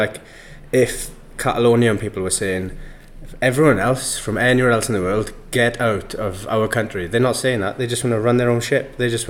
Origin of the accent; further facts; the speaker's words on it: Wales, United Kingdom; as a Welshman